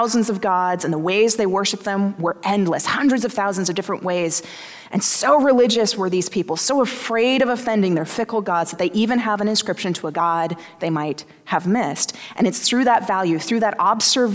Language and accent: English; the South, United States; I grew up in the South